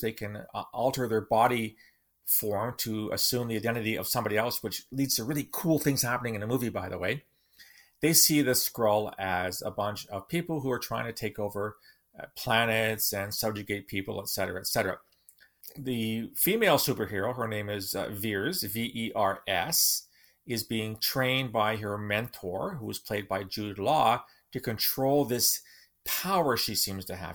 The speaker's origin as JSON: {"language": "English", "region": "Southern Ontario", "country": "Canada", "tie": "born or raised there", "said": "As a child growing up in Southern Ontario in the nineteen sixties, I read the Marvel Comics."}